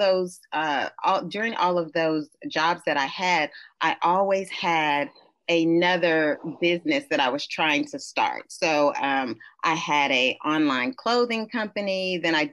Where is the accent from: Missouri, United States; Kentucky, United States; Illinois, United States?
Kentucky, United States; moved away as an adult; now in New York City, United States; I'm originally from Kentucky